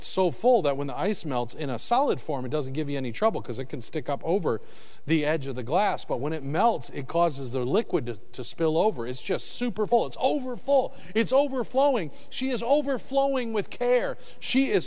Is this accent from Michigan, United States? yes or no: yes; Michigan, United States; also born or lived in the South (US); now in the South, United States; I'm originally from Michigan, but I moved to the South